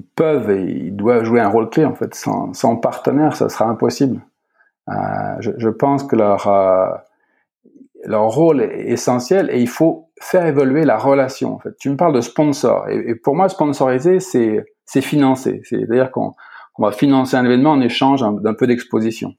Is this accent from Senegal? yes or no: no; Beaune, Bourgogne-Franche-Comté, France; moved away as an adult; also born or lived in Italy; je suis à Beaune, dans ma ville natale, en fait, en plein cœur de la Bourgogne